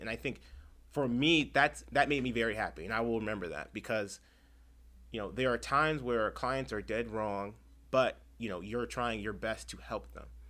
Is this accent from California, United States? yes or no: yes; Chula Vista, California, United States; I'm born and raised in San Diego, but specifically Chula Vista.